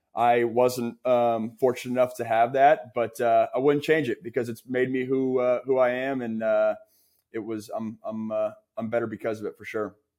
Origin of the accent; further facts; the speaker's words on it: West Coast, United States; for me, a West Coast kid